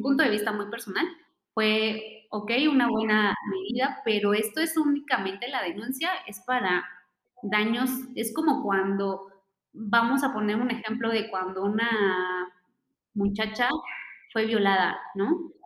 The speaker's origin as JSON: {"language": "Spanish", "country": "Mexico"}